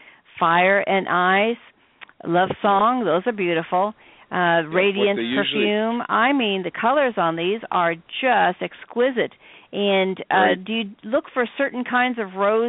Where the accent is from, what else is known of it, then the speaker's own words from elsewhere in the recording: Midwest, United States; I'm from the Midwest